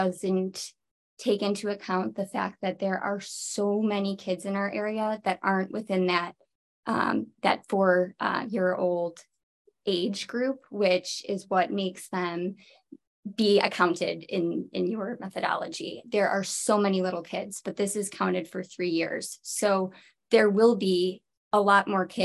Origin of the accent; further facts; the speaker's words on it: Midwest, United States; now in Marin, United States; I grew up in the Midwest